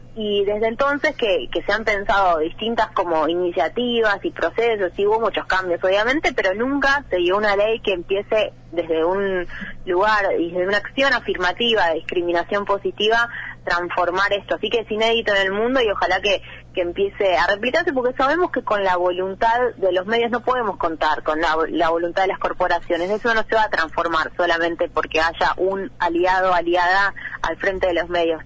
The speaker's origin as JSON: {"language": "Spanish", "region": "Buenos Aires Province", "country": "Argentina", "said": "soy del conurbano bonaerense, ¿no? No soy porteña"}